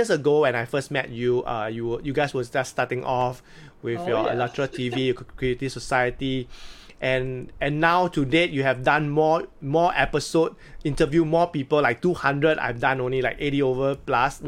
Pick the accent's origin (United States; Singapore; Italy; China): Singapore; I'm not Singaporean